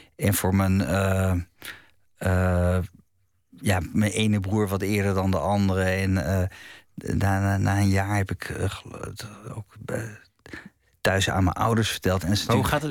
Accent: Het Gooi, North Holland, Netherlands; in het, het gooi waar, waar ik opgroeide

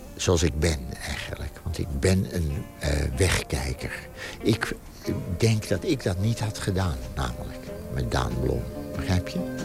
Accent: Amsterdam, North Holland, Netherlands; de straat waar ik geboren ben, namelijk de Rompot

